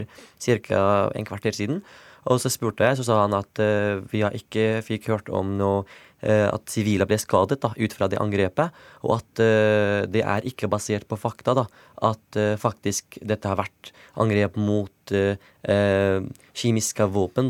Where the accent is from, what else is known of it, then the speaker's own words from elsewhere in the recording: Syria; moved away; fordi det er der jeg kommer fra